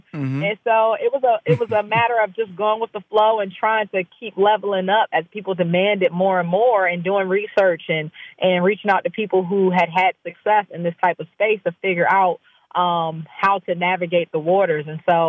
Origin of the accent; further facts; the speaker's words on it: Maryland, United States; I'm an East Coast person, yes. I'm based here, born and raised, left for a little while